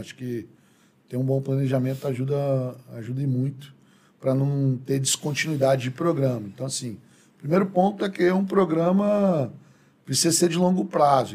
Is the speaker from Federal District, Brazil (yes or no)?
yes; Brasília, Federal District, Brazil; also born or lived in São Paulo; eu sou brasiliense, né? nascido, criado aqui